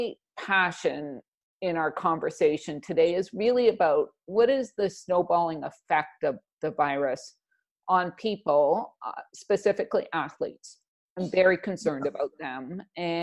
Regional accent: Canada; being Canadian

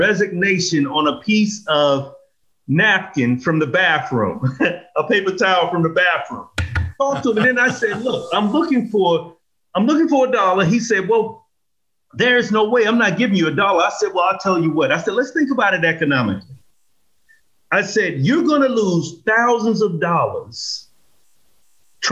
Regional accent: Atlanta, Georgia, United States; born and raised in Atlanta in the inner city.

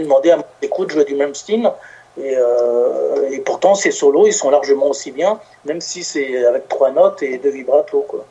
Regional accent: Paris, Île-de-France, France; moved away as an adult; also born or lived in Gard; now in between Narbonne and Béziers, France; à la base, je suis parisien

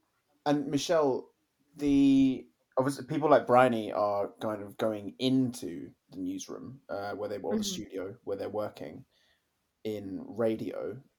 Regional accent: Kent, South East England, United Kingdom; the village where I grew up in Kent.

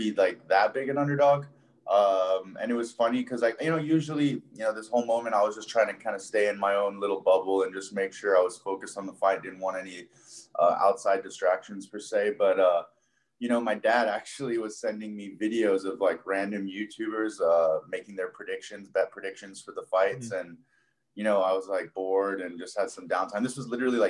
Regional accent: Hong Kong; moved away as an adult; also born or lived in Buffalo, New York / Florida; now in Las Vegas, United States; I was born and raised there

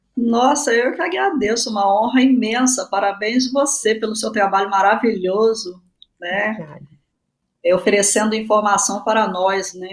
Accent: São Gonçalo, Rio de Janeiro, Brazil; also born or lived in Niterói; Sou do Rio de Janeiro, da região metropolitana, nasci em Niterói, cresci em São Gonçalo

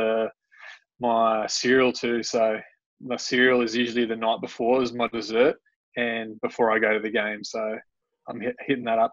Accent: Canberra, Australian Capital Territory, Australia; I grew up down in Canberra, so Canberra was my team

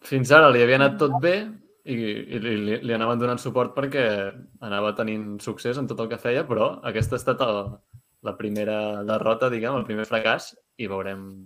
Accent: Catalonia, Spain; nosaltres que som catalans

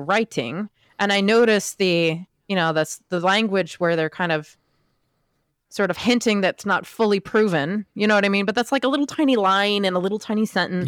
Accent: Camden, Maine, United States; now in Washington, D.C., United States; my hometown in Maine

